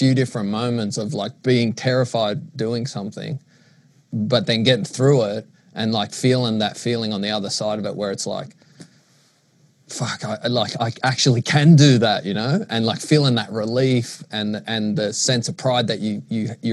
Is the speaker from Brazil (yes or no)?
no; Sydney, New South Wales, Australia; growing up in Maroubra.